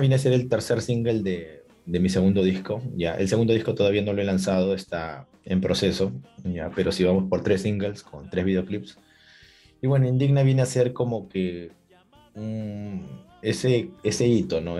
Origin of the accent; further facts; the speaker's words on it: Lima, Peru; saludos desde Lima, Perú. Soy cantautor peruano